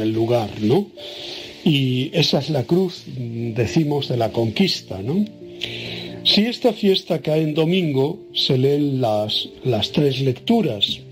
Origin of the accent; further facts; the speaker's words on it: Tenerife, Canary Islands, Spain; en mi tierra, que se llama la capital Santa Cruz de Tenerife